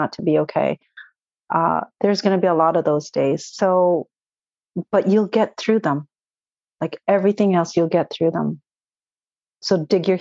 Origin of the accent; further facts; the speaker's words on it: Canada; also born or lived in Toronto, Ontario; I'm Canadian